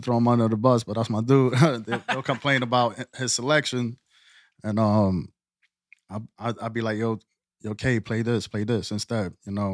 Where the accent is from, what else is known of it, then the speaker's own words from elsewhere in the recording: New York City, New York, United States; now in Lehigh Valley, United States; I'm from the Bronx, Boogie Down